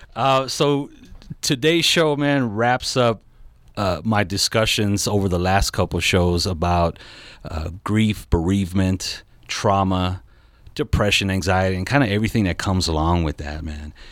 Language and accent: English; Southern California, United States; I'm from Southern California